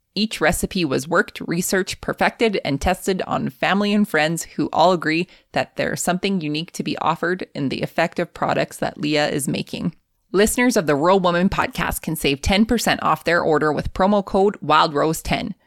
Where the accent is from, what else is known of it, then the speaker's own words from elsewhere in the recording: Canada; accent: Canadian; my Canadian accent